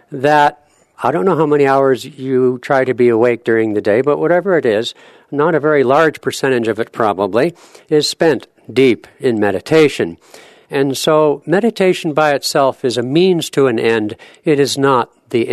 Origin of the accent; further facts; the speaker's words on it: California, United States; now in Seattle, United States; I'm from California originally